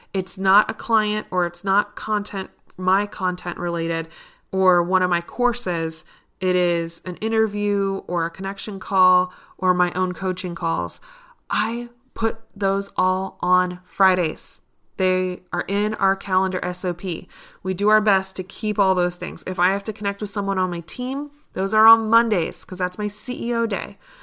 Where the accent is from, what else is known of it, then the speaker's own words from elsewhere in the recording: Richmond, Virginia, United States; here in my hometown of Richmond, Virginia